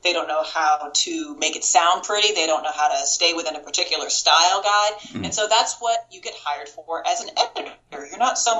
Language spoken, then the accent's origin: English; Kansas, United States; moved away; also born or lived in Florida / Las Vegas; I'm from Kansas originally.